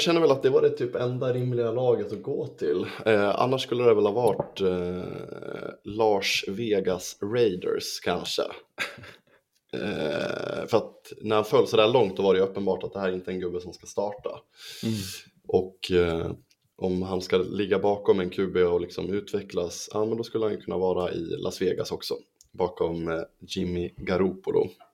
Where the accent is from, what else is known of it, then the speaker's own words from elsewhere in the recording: Sweden; vi svenskar